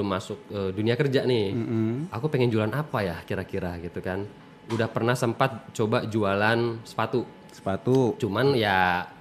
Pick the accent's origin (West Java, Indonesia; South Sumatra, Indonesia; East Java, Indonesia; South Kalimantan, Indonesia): South Sumatra, Indonesia; Palembang; born there; now in Bengkulu, Indonesia; Lahir di Palembang 30 17 tahun apa 30 tahun yang lalu ya?